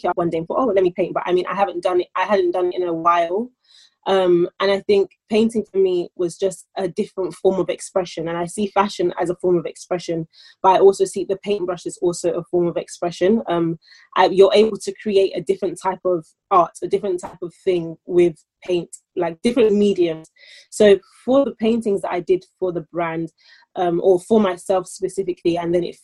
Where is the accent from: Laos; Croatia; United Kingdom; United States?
United Kingdom; London; I'm born in London and I am British, birth certificate, I identify as a Nigerian